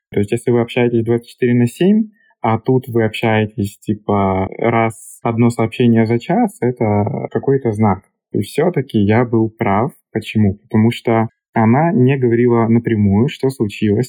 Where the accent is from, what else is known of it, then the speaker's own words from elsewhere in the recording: Russia; moved away as an adult; now in Czech Republic; я из России, изучаю чешский